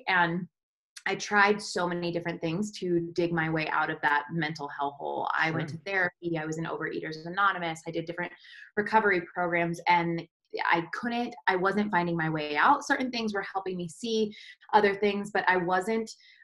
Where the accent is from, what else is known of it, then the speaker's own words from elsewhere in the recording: Colorado, United States; I grew up in Colorado in a small little mountain town